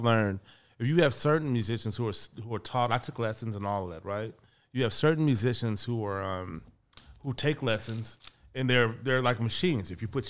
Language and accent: English; Kansas City, Missouri, United States; Kansas City, Missouri.